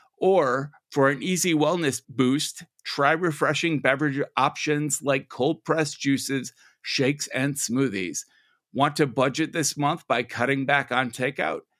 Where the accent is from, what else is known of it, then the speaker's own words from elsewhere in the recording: Minnesota, United States; I'm from Minnesota